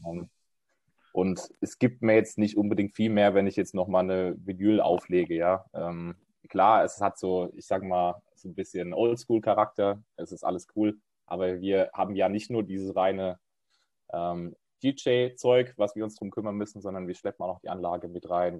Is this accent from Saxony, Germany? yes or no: no; Rheinhessen or the Palatinate, Rhineland-Palatinate, Germany; wir kommen auch beides auf, aus Weinregionen, also Rheinhessen und der Pfalz